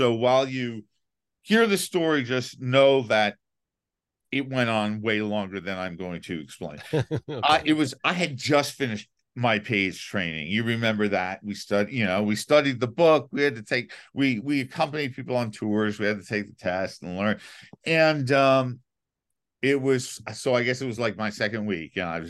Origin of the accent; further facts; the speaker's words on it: New York City, New York, United States; I grew up in New York City.